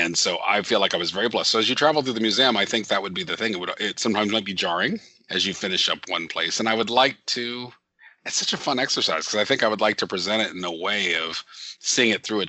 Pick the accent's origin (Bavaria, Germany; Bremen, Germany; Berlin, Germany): Bavaria, Germany; Nuremberg; And so I was born in Nuremberg, Germany, which is the nearest big city to where my parents lived.